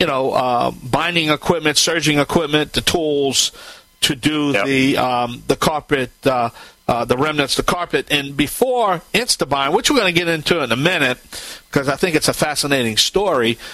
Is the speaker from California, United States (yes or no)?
no; Cajun, Louisiana, United States; I'm the Cajun Man